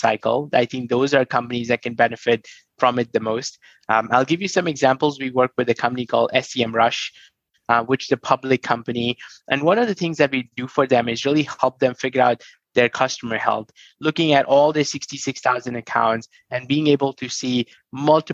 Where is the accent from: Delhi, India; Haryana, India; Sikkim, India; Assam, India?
Delhi, India; New Delhi; I come from New Delhi, born in a very humble family